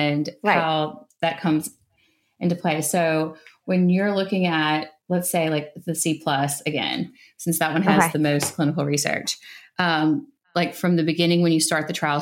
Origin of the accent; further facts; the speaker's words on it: Mississippi, United States; I'm from Mississippi